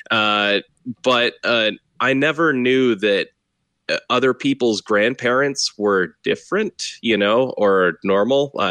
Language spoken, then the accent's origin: English; Texas, United States; growing up in Texas was uh, was very interesting.